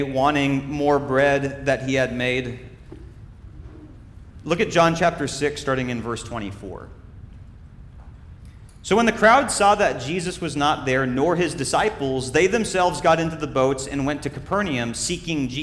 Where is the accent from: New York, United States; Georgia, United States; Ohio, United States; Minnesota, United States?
Minnesota, United States; When I was growing up in Minnesota, I was cool enough to be in Boy Scouts